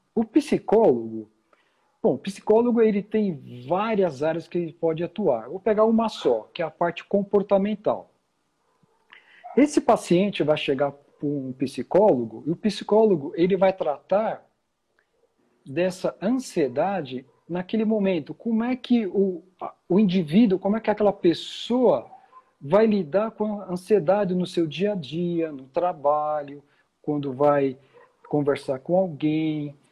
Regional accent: São Paulo, Brazil; moved away as an adult; also born or lived in London; eu sou aqui de São Paulo, né? eu nasci, cresci

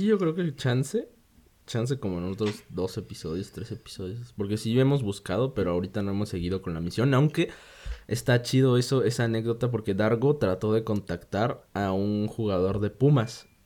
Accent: Mexico

